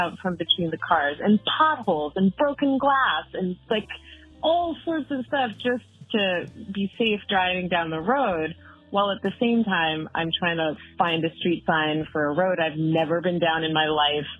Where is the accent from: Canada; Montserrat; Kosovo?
Canada; Vancouver Island, British Columbia; now in Great Barrington, United States; But originally, which still feels like home to me, my whole family is there, I am from Vancouver Island on the west coast of British Columbia, Canada, which is a pretty sweet place to grow up